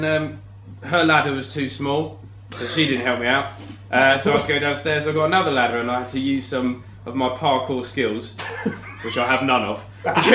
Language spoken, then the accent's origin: English; London, United Kingdom; I grew up in Zone 5, southeast London. Was in Petswood, Bromley area.